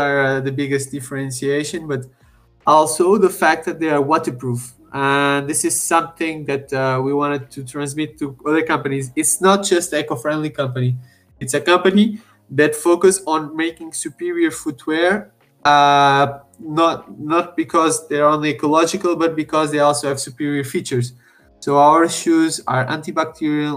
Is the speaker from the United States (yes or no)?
no; Portugal; I'm originally from Portugal as well.